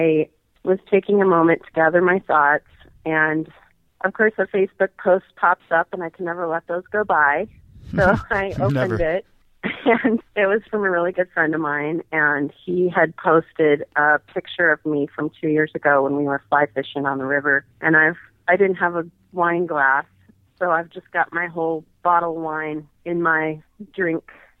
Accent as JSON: {"language": "English", "town": "Billings", "region": "Montana", "country": "United States", "lives_now": "Bozeman, United States", "said": "I'm originally from Billings, Montana, although I've lived in Bozeman for 20 years and the Big Sky area"}